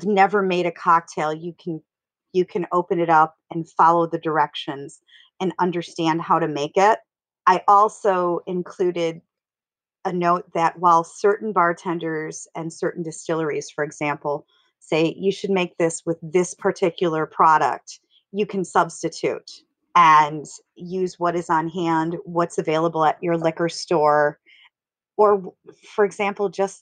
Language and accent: English; Wisconsin, United States; I'm from Wisconsin